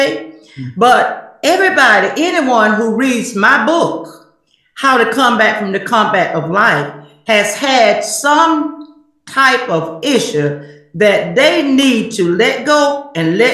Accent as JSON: {"language": "English", "region": "South Carolina", "country": "United States", "said": "I'm from South Carolina"}